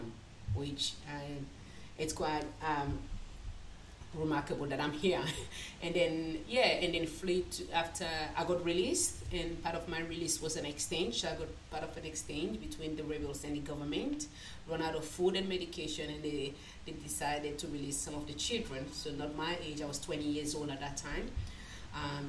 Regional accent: Freetown, Western Area, Sierra Leone; moved away as an adult; now in Australia; I came to Australia in 2000. I was born originally from Sierra Leone. I was born in Sierra Leone, Freetown, the capital city, which is Freetown.

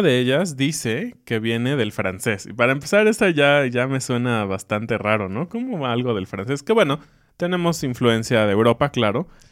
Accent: Mexico

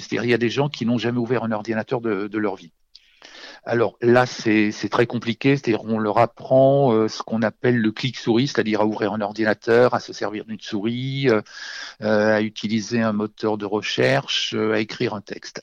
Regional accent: Auvergne-Rhône-Alpes, France; chez moi en Auvergne

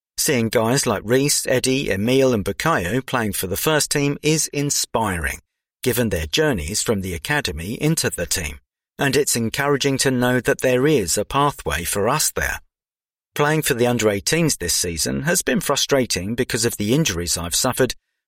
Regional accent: Enschede, Overijssel, Netherlands; Growing up in Holland, football is a big part of the culture over there. I grew up in the east of the country, in the Enschede region, which is close to the German border.

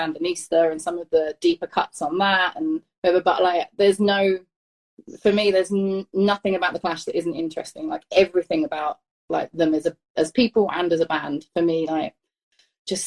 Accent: London, United Kingdom; moved away as an adult; now in California, United States; I grew up in East London. I was born in 1984.

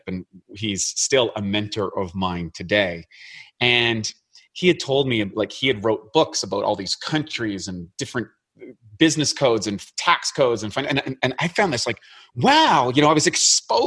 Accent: New Brunswick, Canada; moved away as an adult; I grew up in a very rural environment

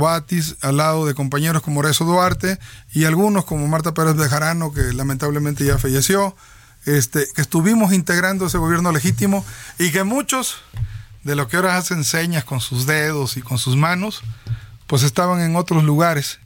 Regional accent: Tierra Blanca, Veracruz, Mexico; yo soy de la cuenca del Papaloapan, nací en Tierra Blanca.

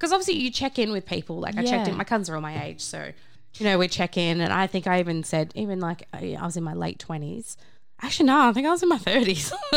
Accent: Australia; from Australia

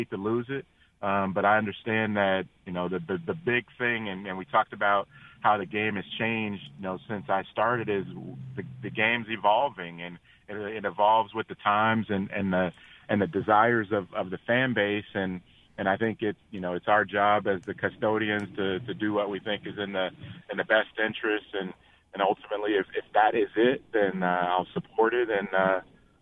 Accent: Cincinnati, Ohio, United States; I'm born and raised in Cincinnati, Ohio

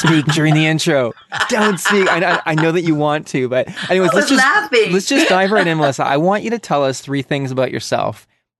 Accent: Canada; This is true, and … from Canada.

